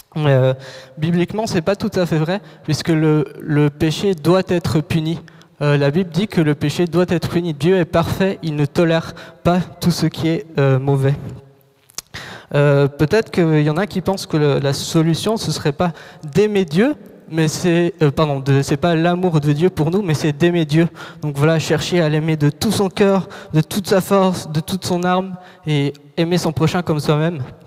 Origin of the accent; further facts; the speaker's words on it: Morocco; moved away; j'ai grandi au Maroc, j'ai vécu là-bas 10 ans, et du jour au lendemain, donc en 24 heures, en moins de 24 heures, on a dû quitter le pays.